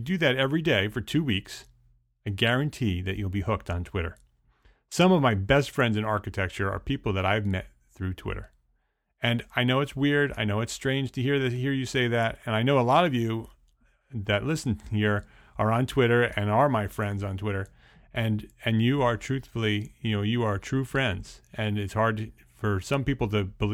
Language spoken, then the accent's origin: English; Paramus, New Jersey, United States; During my high school years growing up in Paramus, New Jersey